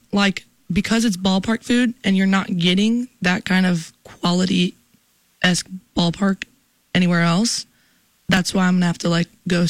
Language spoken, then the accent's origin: English; Chicago, Illinois, United States; I come from Chicago.